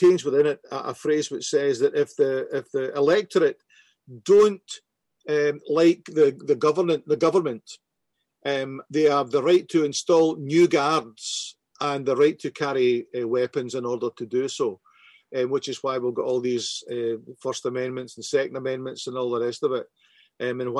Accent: Glasgow, Scotland, United Kingdom; growing up in Glasgow

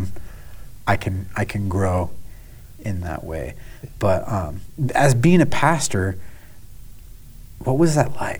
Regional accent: United States; I'm I'm American

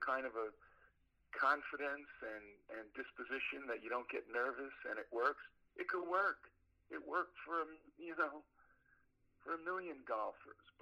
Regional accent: New York City, New York, United States; moved away; I'm from Brooklyn, New York

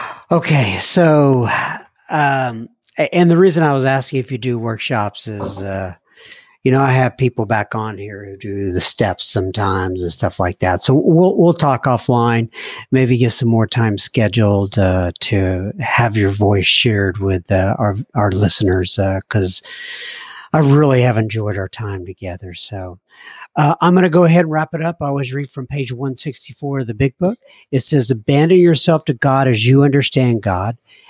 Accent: California, United States; I'm from the Southern California area, and I stumbled upon your podcast at work.

